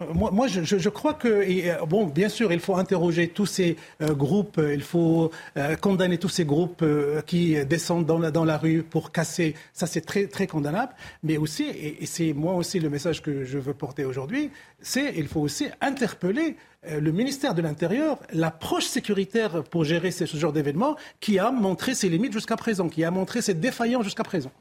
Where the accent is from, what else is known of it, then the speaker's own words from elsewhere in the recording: Morocco; en tant que Marocain